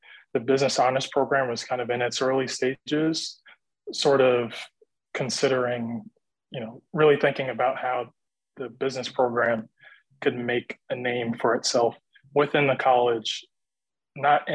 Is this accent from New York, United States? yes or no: yes; Hempstead, New York, United States; I'm originally from Hempstead